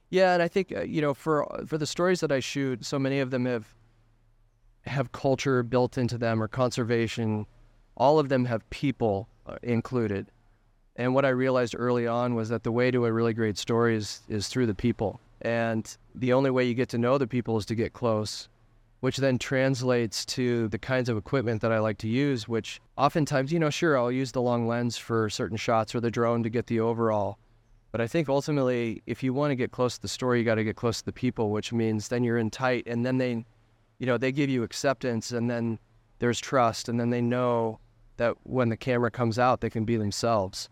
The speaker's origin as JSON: {"language": "English", "town": "Denver", "region": "Colorado", "country": "United States", "tie": "born or raised there", "said": "I grew up in Denver, Colorado"}